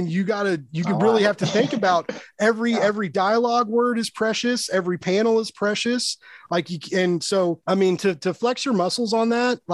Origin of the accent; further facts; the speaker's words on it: Kansas City, Missouri, United States; I'm from Kansas City